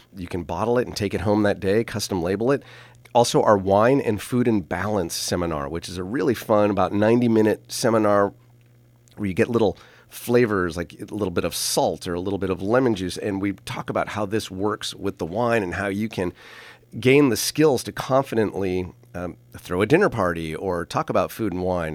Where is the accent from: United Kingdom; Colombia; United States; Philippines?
United States; St. Helena, California; Even when I was at Saint Helena Elementary and the middle school